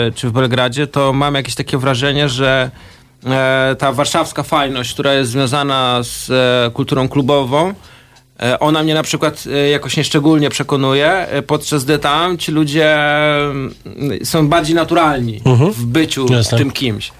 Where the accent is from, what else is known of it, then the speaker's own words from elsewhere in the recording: Poland; now in Warsaw, Poland; Ja sam pochodzę z prowincji